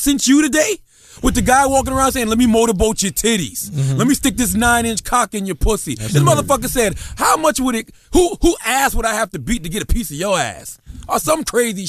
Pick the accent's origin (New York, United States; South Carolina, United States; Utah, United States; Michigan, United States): South Carolina, United States; Moncks Corner; I'm from Monk's Corner, South Carolina, population less than 8,000.